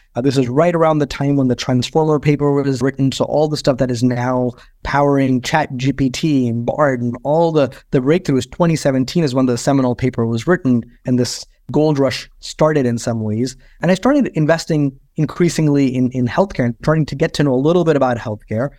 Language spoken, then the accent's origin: English; India; moved away; I grew up in India